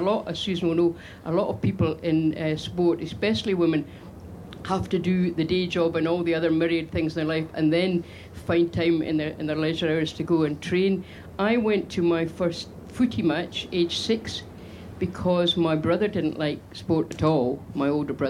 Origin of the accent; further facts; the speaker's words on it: Scotland, United Kingdom; one of the interesting things that's happened in my lifetime as a Scottish fan is that the Scottish fans now, as a matter of honour, try to be really, really well behaved in order to show up the other lot.